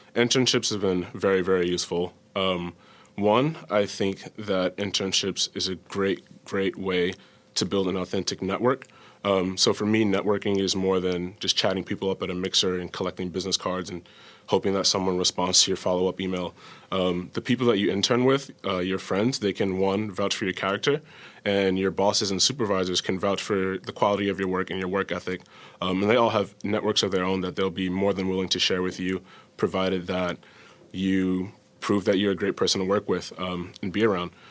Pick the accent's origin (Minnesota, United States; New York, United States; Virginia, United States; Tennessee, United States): New York, United States; New York City; moved away; I'm from New York City